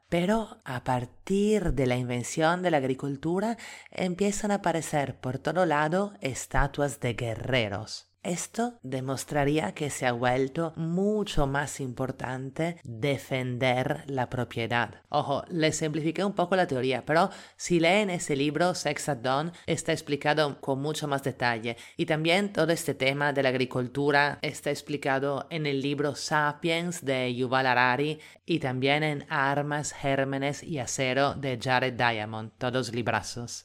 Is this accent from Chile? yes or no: no; Italy; now in Lima, Peru; italiana en Lima